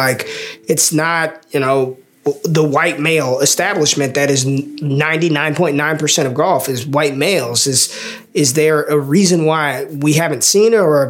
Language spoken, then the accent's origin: English; Las Vegas, Nevada, United States; now in Texas, United States; I'm from Vegas.